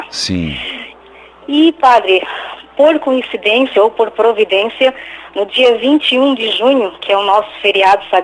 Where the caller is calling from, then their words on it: Joinville, Santa Catarina, Brazil; É, eu falo de Joinville e Santa Catarina.